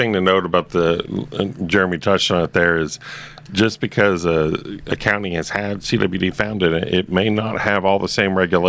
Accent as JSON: {"language": "English", "region": "East Tennessee", "country": "United States", "tie": "born or raised there", "moved": "yes", "said": "I actually grew up in East Tennessee."}